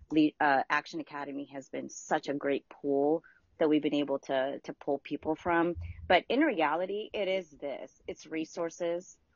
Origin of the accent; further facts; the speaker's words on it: Philippines; moved away; my mom and I immigrated here from the Philippines in 1989, I believe it was